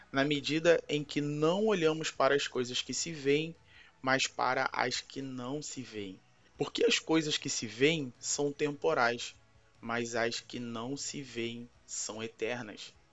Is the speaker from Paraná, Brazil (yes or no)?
no; Rio de Janeiro, Brazil; E para quem não me conhece … Sou do Rio de Janeiro, sou pastor local da comunidade Manifesto, que fica no bairro de Guadalupe.